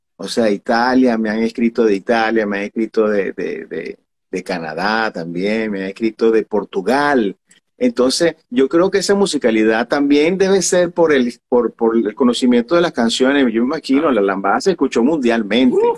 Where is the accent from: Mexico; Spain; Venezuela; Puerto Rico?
Venezuela; now in Miami, United States; yo soy venezolano